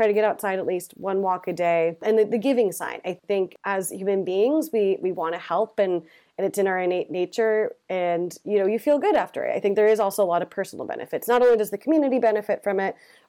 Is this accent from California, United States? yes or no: yes; California, United States; moved away as an adult; also born or lived in San Francisco; now in London, United Kingdom; I'm from California, but lived in San Francisco for 10 years. So I've been here a year and a half